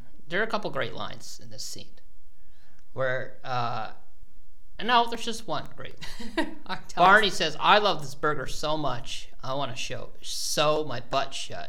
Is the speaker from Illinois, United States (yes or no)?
no; Maine, United States; now in New York, United States; when I first moved to this area, I'm from Maine, like, very rural area